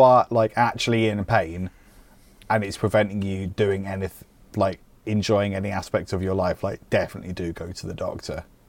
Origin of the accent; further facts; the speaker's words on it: United Kingdom; I'm British